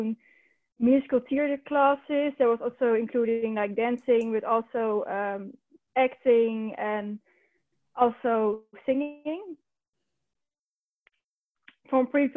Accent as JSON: {"language": "English", "region": "North Brabant", "country": "Netherlands", "tie": "born or raised there", "lives_now": "Utrecht, Netherlands", "said": "I grew up down in the Netherlands. The province is called Brabant"}